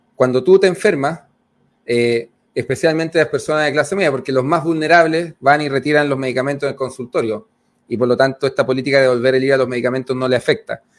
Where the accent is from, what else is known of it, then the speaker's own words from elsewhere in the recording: Cerro Navia, Santiago Metropolitan, Chile; yo crecí en Cerro Nadia